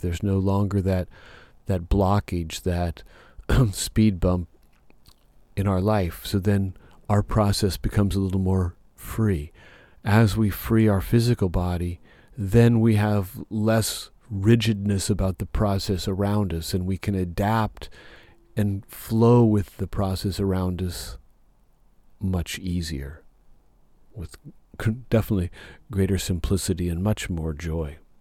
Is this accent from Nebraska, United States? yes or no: yes; Nebraska, United States; now in Southern California, United States; where I grew up in Nebraska